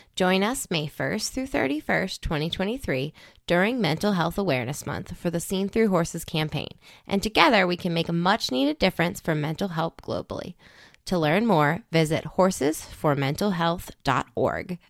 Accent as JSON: {"language": "English", "region": "East Coast", "country": "United States", "said": "I'm from the East Coast"}